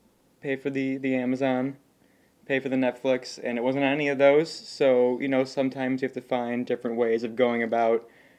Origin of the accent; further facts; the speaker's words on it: United States; as an American